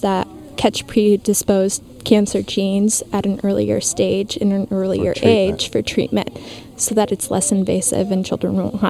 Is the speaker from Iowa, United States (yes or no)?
yes; Des Moines, Iowa, United States; I'm from Des Moines.